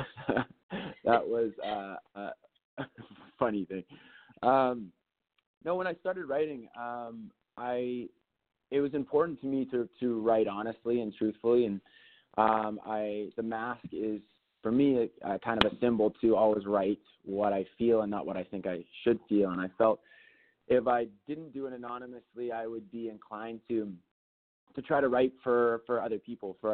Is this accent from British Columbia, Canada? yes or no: yes; British Columbia, Canada; moved away; I grew up in British Columbia, actually, so Seattle was not far away.